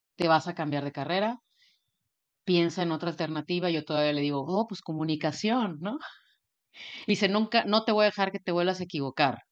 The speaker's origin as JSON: {"language": "Spanish", "town": "Monterrey", "region": "Nuevo León", "country": "Mexico", "tie": "born or raised there", "also_born_or_lived": "Houston", "said": "yo soy de Monterrey"}